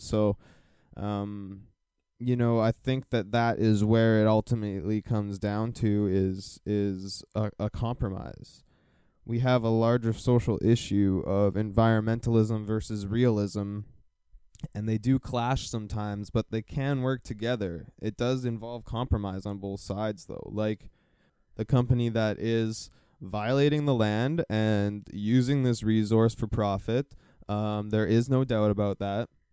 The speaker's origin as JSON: {"language": "English", "town": "Calgary", "region": "Alberta", "country": "Canada", "moved": "yes", "lives_now": "Burnaby area, Canada", "said": "I am from Calgary"}